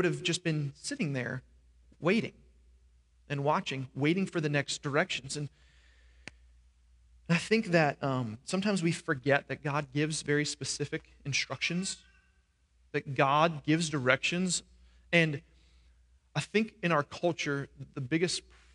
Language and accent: English; New York, United States; now in Florida, United States; I grew up in New York